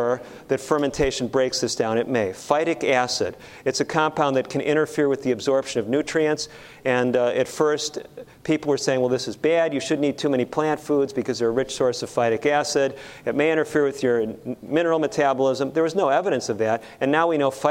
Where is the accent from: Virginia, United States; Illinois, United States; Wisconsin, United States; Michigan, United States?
Illinois, United States; Chicago; I grew up in Chicago.